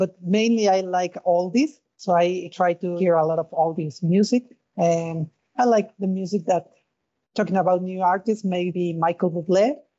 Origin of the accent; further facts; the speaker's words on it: Mexico; now in St. Louis, United States; I'm from Mexico